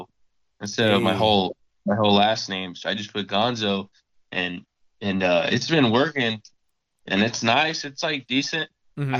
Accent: Arizona, United States; I'm from Arizona

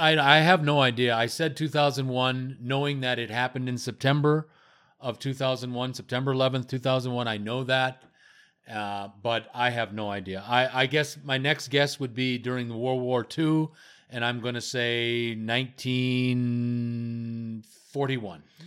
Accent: Canada; I'm from Canada.

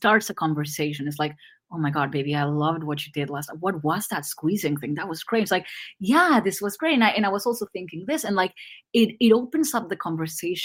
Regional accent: Argentina; English is a second language; I'm Argentinian

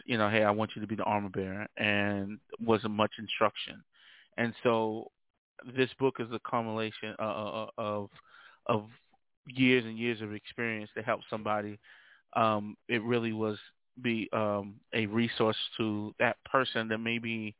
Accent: New York City, New York, United States; also born or lived in Uniondale, New York; I was born and raised in Brooklyn, New York, by the way, of Long Island as well. So I kind of hail from Uniondale, New York, and Brooklyn, more specifically Starrick City.

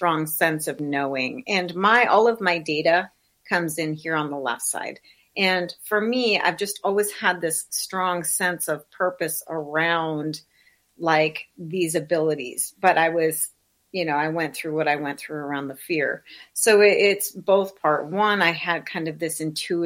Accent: South Dakota, United States; I was raised in South Dakota in the Midwest, in the middle of nowhere in a very small town, pre-internet

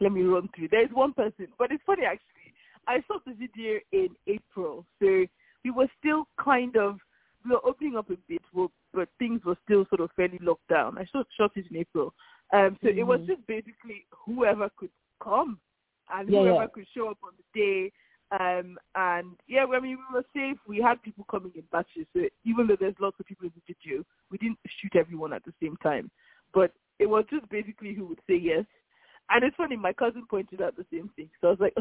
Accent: Lagos, Nigeria; now in London, United Kingdom; We grew up in Nigeria, in Lagos.

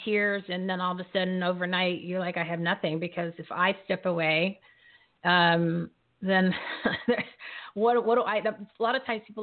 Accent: New Jersey, United States; I'm from New Jersey

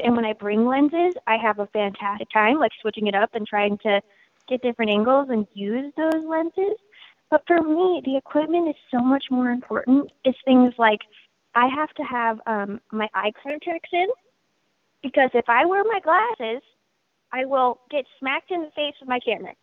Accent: Portland, Oregon, United States; I was born and raised in Portland and in the Portland music scene

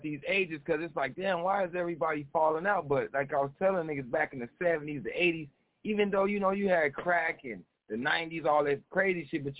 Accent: Arizona, United States; I'm from Arizona.

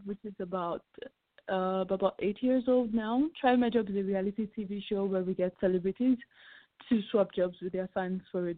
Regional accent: Nigeria; I'm from Nigeria, proudly Nigerian.

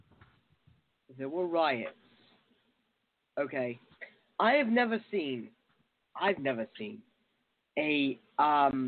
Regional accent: United Kingdom; I'm a Brit.

